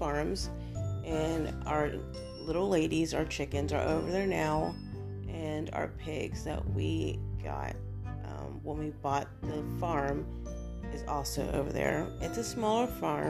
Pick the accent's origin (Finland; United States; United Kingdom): United States; Ohio; now in Florida, United States; I am originally from Ohio